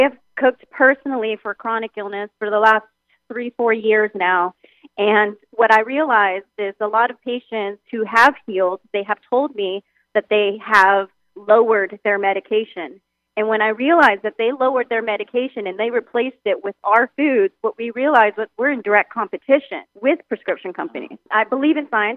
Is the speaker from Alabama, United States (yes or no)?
no; San Diego, California, United States; also born or lived in Thailand / Hawaii; moved back to San Diego to my hometown